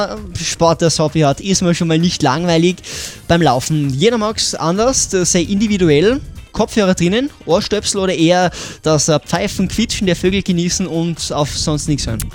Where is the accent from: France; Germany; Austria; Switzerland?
Austria; bei uns in Österreich